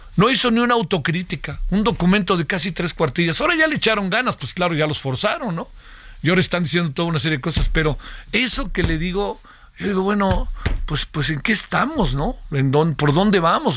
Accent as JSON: {"language": "Spanish", "country": "Mexico"}